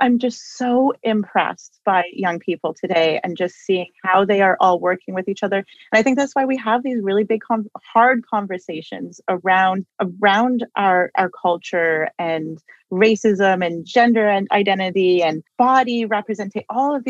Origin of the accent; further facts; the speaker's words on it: Saskatchewan, Canada; I'm from English River First Nation and I like to go back and, you know, and I stay in touch with my family